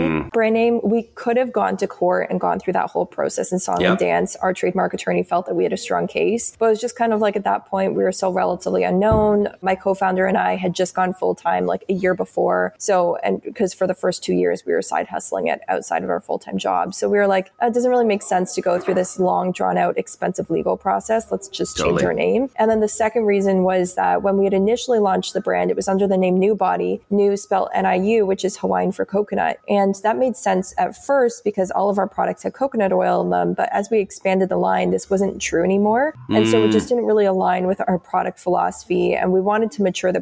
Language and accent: English; Canada; also born or lived in Toronto, Ontario; I'm Canadian. So we're based out of Toronto, Ontario.